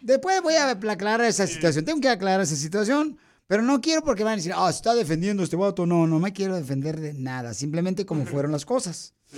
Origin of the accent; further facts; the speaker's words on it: Mexico; now in United States; Los mexicanos